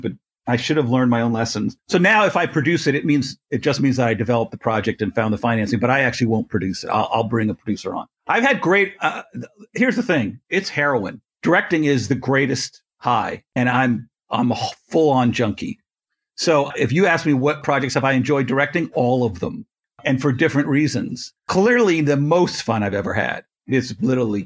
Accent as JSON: {"language": "English", "country": "Canada", "said": "I'm Canadian"}